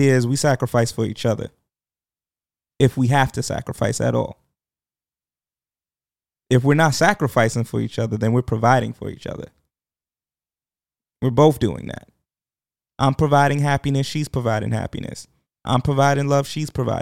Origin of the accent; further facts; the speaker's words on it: New York, United States; I am a New Yorker